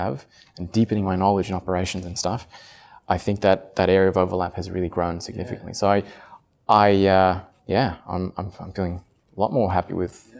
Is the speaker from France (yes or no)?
yes; Paris, Île-de-France, France; English is a second language; also born or lived in Australia; I'm half Italian, half Australian, but I grew up in France. Spent 18 years in Paris and then did my undergrad in Australia.